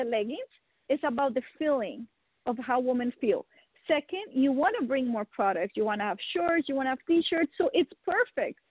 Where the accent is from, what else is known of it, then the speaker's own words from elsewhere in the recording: Netherlands; first language Dutch; English is a second language; moved away; also born or lived in Colombia; I was born in Colombia, and I grew up with my mother, my stepdad, in the Netherlands